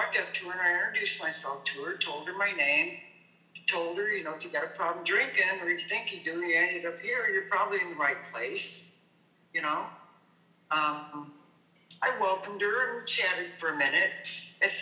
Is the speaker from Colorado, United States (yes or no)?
yes; Colorado, United States; now in Portland, United States; I'm from Colorado.